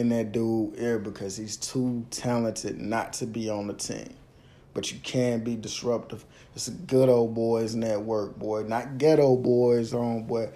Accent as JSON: {"language": "English", "region": "the South", "country": "United States", "said": "I'm from the South."}